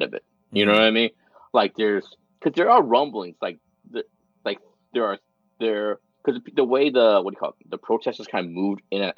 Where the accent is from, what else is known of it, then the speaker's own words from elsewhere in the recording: United States; growing up in United States.